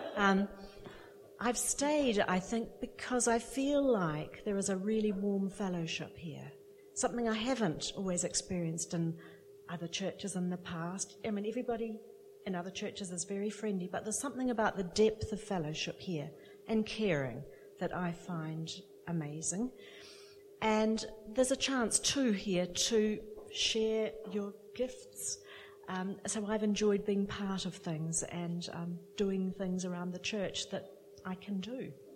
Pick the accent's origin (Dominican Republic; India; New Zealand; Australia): New Zealand; moved away as an adult; now in United Kingdom; I'm imported actually from New Zealand.